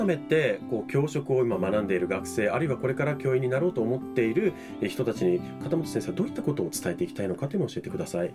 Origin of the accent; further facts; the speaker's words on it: Okinawa, Japan; 沖縄に生まれ育ったものとしては